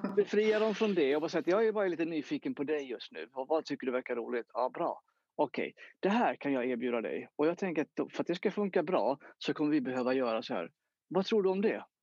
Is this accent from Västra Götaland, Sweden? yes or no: no; Jönköping, Jönköping County, Sweden; jag växte upp eh, i Jönköping